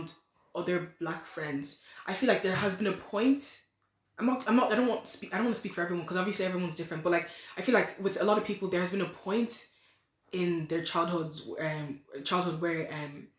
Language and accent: English; Ireland; accent: Irish; I was born in the country. My mother gave birth to me on this land